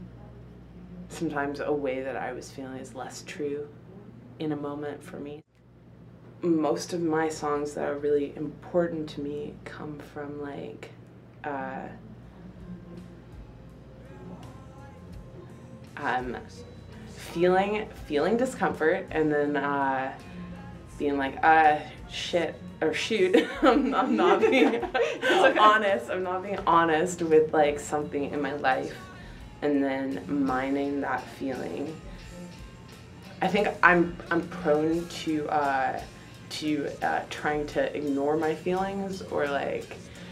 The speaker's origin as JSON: {"language": "English", "town": "Calgary", "region": "Alberta", "country": "Canada", "tie": "born or raised there", "also_born_or_lived": "Clarenville, Newfoundland", "said": "I was born in Clarenville, Newfoundland, and I grew up most of my life in Calgary."}